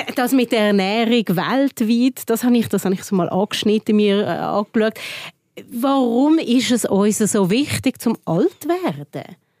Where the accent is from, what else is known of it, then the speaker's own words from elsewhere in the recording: Switzerland; bei uns in der Schweiz